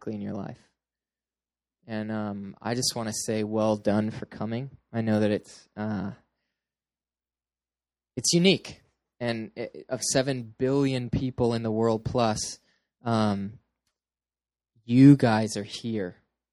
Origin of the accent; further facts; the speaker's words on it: Petaluma, California, United States; moved away; I am originally from Northern California, a place called Petaluma